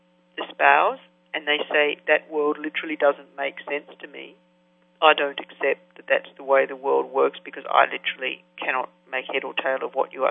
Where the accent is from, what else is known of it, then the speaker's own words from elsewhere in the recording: Australia; now in United States; I was brought up in Australia